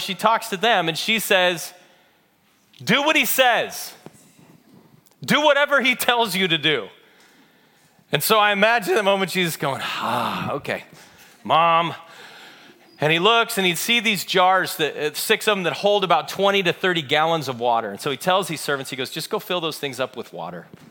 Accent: Chino, California, United States; I grew up in Chino.

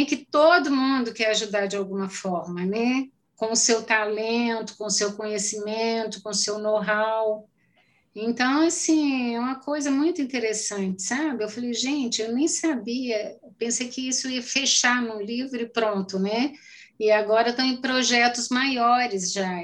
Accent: Carmo do Paranaíba, Minas Gerais, Brazil; accent: mineiro; eu sou a pessoa também. mais mineira do mundo

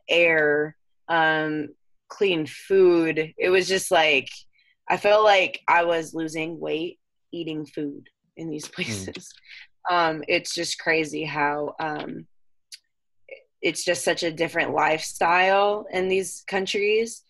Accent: Temecula, California, United States; also born or lived in San Diego / Holland; I was born in San Diego and I grew up in Temecula

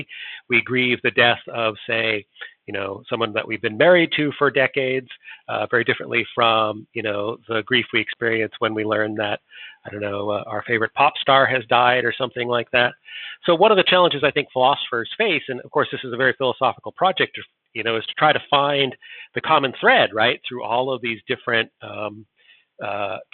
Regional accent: United States; I'm an American, not a Brit

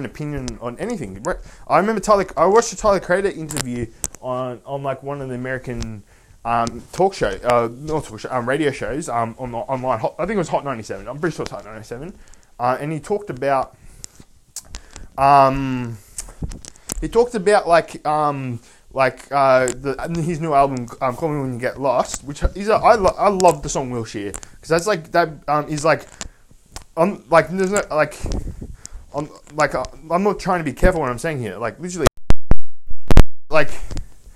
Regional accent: Australia; I was Australian

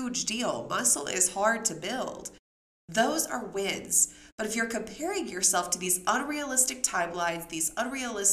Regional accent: Memphis, Tennessee, United States; when I grew up in Memphis

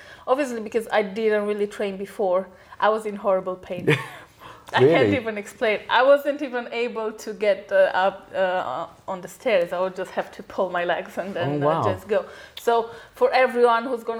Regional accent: Romania; moved away; I'm originally from Romania. It's an Eastern European country

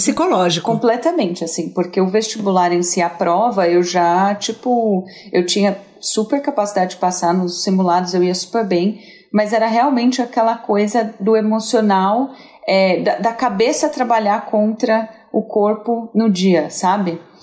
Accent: São José do Rio Preto, São Paulo, Brazil; moved away; eu vim de Rio Preto, né? Eu sou, eu sou do interior, sou, sou uma caipira.

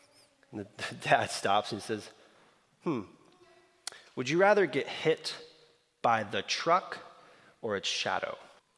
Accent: Slovakia; I grew up in Eastern Europe. And so the history of specifically Slovakia, Czechoslovakia, is dear to me. And there's this where I grew up.

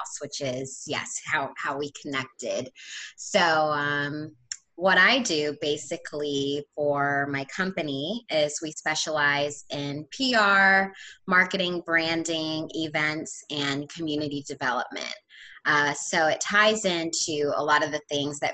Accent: Havre de Grace, Maryland, United States; moved away as an adult; now in Hampton, United States; where I grew up in Maryland is right on the water

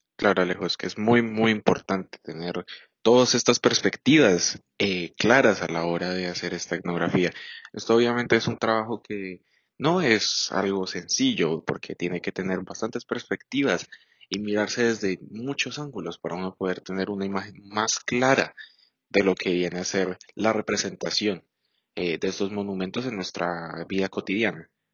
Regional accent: Colombia; nos recuerde como colombianos

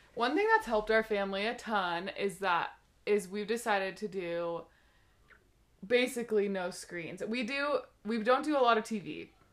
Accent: Seattle, Washington, United States; moved away; I am from Seattle, Washington, originally, and that's actually where my husband Brian and I met. We met when we were young teenagers

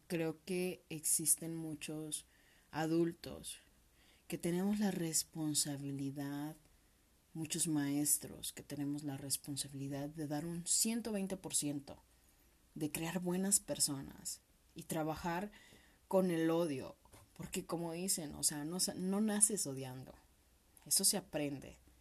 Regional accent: Mexico; como buenos mexicanos

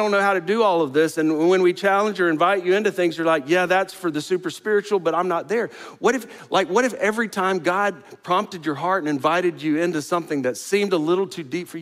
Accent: the Panhandle of Florida, United States; now in Houston, United States; I grew up in the Panhandle of Florida. Not right on the coast, but pretty close to the coast

